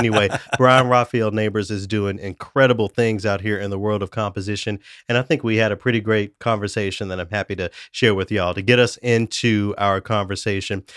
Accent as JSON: {"language": "English", "town": "Memphis", "region": "Tennessee", "country": "United States", "said": "I'm from Memphis"}